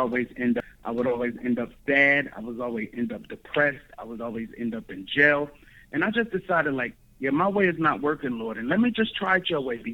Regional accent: Newark, New Jersey, United States; moved away as an adult; now in Georgia, United States; I'm actually originally from Newark, New Jersey. It's up north. But right now I'm resident in Georgia

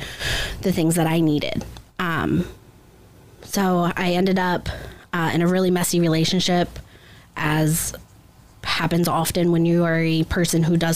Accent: Upper Sandusky, Ohio, United States; I grew up in Upper Sandusky, Ohio, pretty small rural area

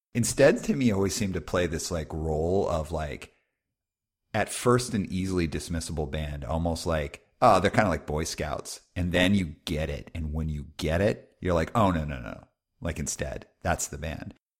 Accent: Calgary, Alberta, Canada; moved away; also born or lived in West Coast; even though I, I live on the West Coast, I grew up in Calgary

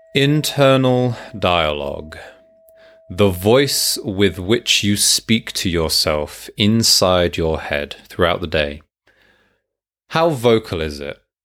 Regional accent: United Kingdom; I'm British

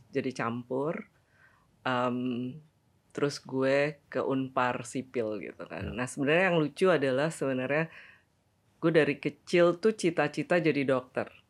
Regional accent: Bandung, West Java, Indonesia; also born or lived in Cirebon; dari Cirebon terus ke Bandung. Meskipun gue lahir di Bandung

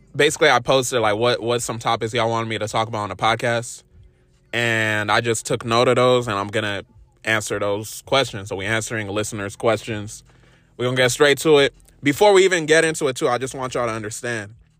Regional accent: Inglewood, California, United States; I was born in, uh, Inglewood, California

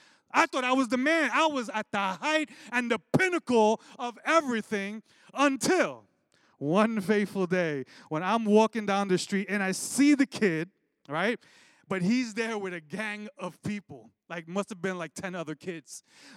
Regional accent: Brooklyn, New York, United States; growing up in Brooklyn

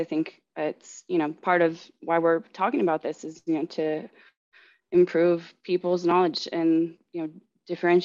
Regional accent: Southern California, United States; I grew up in Southern California

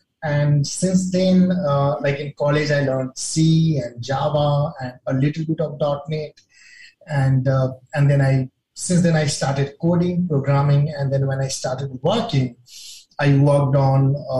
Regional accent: India; I'm from India

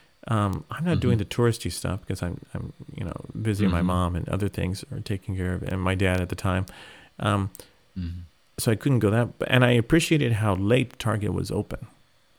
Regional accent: California, United States; moved away as an adult; also born or lived in Tokyo, Japan; now in Japan; I'm from California

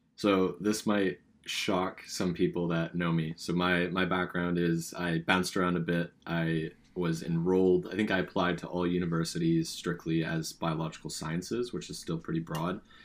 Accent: California, United States; also born or lived in British Columbia, Canada; now in Canada; I'm from California, West Coast, Best Coast

